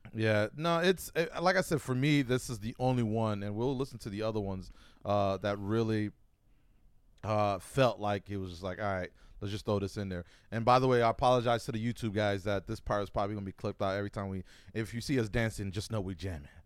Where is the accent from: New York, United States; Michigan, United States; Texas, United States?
New York, United States; Buffalo; born or raised there; now in Oregon, United States